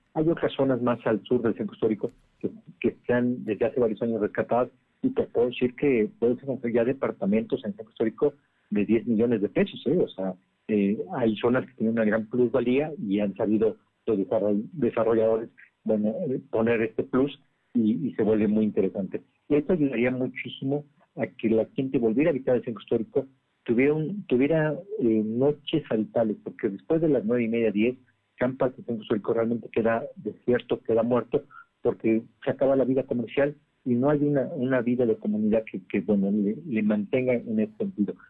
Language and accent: Spanish; Poblanos, Puebla, Mexico; como poblanos